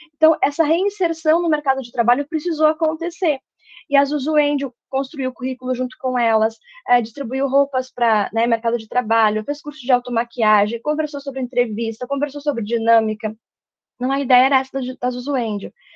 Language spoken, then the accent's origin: Portuguese; Santa Maria, Rio Grande do Sul, Brazil; moved away; eu sou de Santa Maria, a minha formação foi lá, técnico, graduação, mestrado